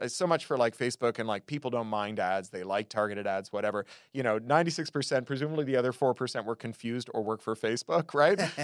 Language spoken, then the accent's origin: English; Toronto, Ontario, Canada; When I was a kid growing up in Toronto